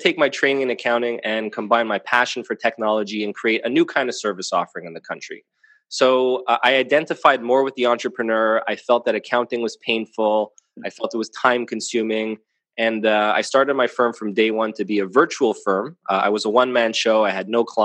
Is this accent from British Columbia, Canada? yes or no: no; Montreal, Quebec, Canada; So I'm a CPA here, born and raised in Montreal, Canada.